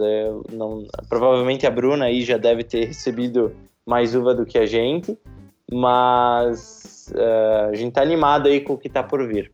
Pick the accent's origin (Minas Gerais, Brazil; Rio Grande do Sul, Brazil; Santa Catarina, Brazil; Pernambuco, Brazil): Rio Grande do Sul, Brazil; Garibaldi; also born or lived in Caxias do Sul; eu sou nascido em Caxias do Sul, uma das maiores cidades aqui da Serra, mas criei e me considero um garibaldense de, de coração, moro em Garibaldi desde que eu me entendo por gente